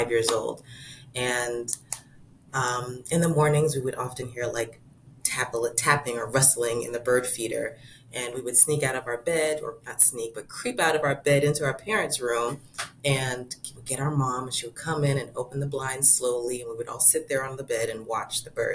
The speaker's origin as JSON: {"language": "English", "region": "Florida", "country": "United States", "tie": "born or raised there", "said": "as a kid, growing up in Florida"}